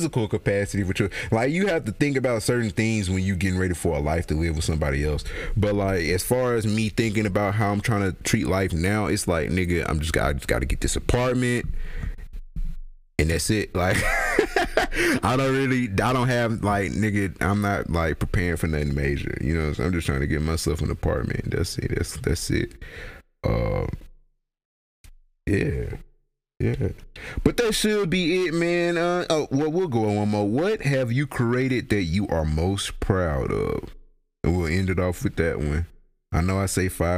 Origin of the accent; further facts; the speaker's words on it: Mississippi, United States; I'm from Mississippi